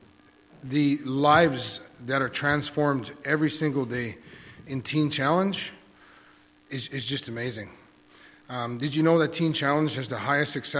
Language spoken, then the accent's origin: English; Thompson, Manitoba, Canada; moved away as an adult; also born or lived in Brandon, Manitoba; now in Killarney, Canada; I was born and raised in Thompson, Manitoba.